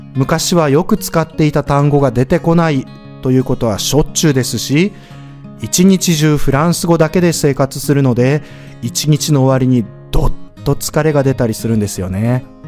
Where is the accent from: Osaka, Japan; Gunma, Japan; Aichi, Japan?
Osaka, Japan; 僕は大阪人なのに